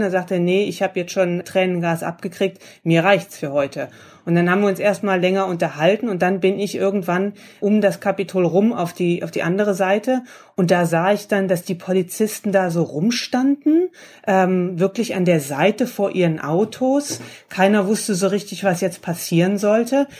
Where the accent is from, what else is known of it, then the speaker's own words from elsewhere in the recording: Germany; now in Washington, United States; ich komme aus Deutschland